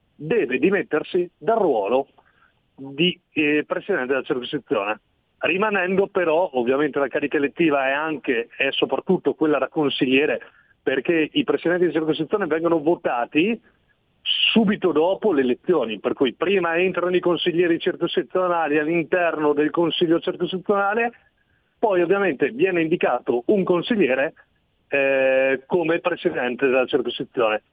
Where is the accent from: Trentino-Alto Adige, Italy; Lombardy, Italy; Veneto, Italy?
Trentino-Alto Adige, Italy; Castello Tesino; Castello Tesino è il paese dove sono nato io